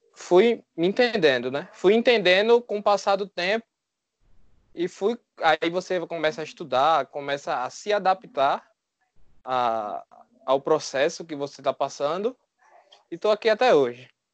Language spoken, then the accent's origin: Portuguese; Recife, Pernambuco, Brazil; Sou de Recife